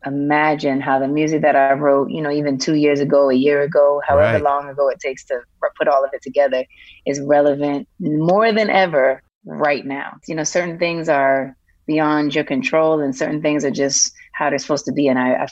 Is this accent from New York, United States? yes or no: yes; New York City, New York, United States; Hell's Kitchen and also Harlem.